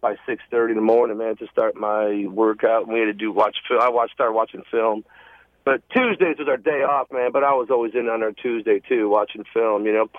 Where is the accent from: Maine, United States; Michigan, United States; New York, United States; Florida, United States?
New York, United States; Buffalo; now in Georgia, United States; I'm from Buffalo, so we both lived up north